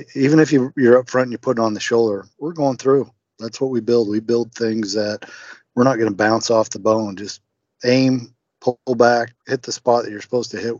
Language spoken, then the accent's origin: English; Utah, United States; also born or lived in Kentucky; now in Indiana, United States; born and raised in Utah. Grew up hunting